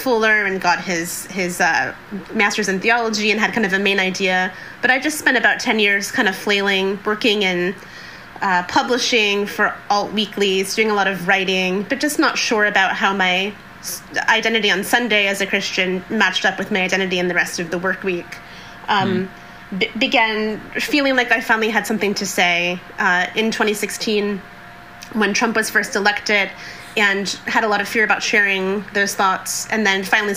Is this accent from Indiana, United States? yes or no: yes; Indiana, United States; moved away as an adult; now in Seattle, United States; I was born and raised in Indiana